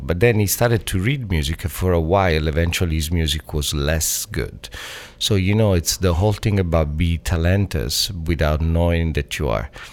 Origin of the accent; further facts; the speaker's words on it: Italy; moved away; also born or lived in Toronto; I grew up in Italy where back in the days, Italy was Italian, white